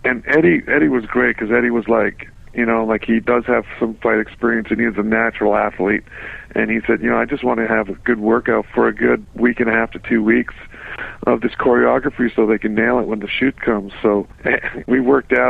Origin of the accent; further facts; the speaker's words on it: Winnipeg, Manitoba, Canada; my hometown